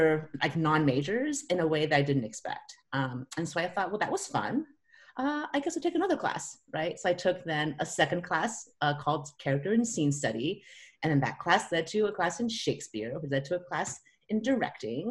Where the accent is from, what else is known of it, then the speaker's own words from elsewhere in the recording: California, United States; moved away as an adult; also born or lived in San Francisco; now in Seattle, United States; I grew up in California, and so I'd always thought I'd go back to California.